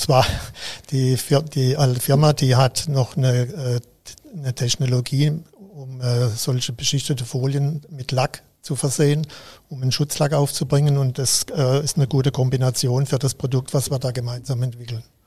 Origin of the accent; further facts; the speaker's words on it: Lahr, Baden-Württemberg, Germany; also born or lived in Karlsruhe / Mainz / Freiburg; ich stamme aus La, gebürtig aus